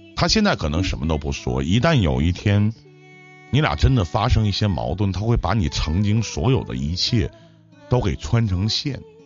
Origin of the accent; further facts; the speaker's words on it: Northeast China, China; 我作为东北人，我们东北是以炖菜为主的